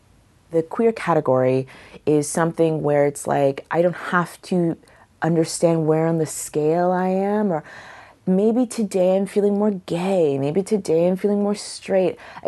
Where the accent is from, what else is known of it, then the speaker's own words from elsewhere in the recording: Killeen, Texas, United States; I identify as a Texan, which like is like what's your like preferred pronoun? My preferred pronoun is Texan.